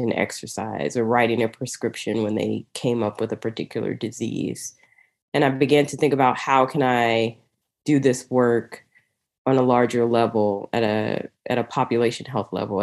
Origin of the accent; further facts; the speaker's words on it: Oklahoma City, Oklahoma, United States; now in Tulsa, United States; I grew up here in Oklahoma, in Oklahoma City